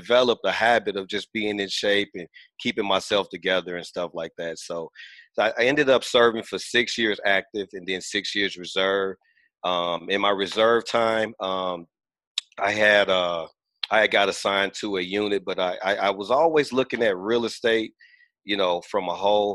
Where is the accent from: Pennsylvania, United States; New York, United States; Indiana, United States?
Indiana, United States; Gary; I'm originally from Gary, Indiana. I grew up in the more of the industrial age, the steel mill, steel producing age.